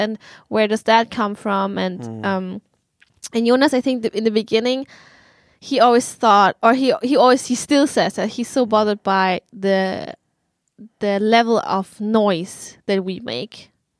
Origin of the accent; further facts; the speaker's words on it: Germany; English is a second language; now in Sweden; Oh, I come from Germany.